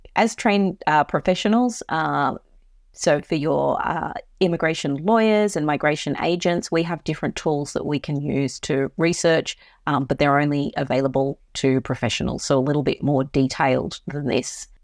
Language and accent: English; Queensland, Australia; Queensland, my home state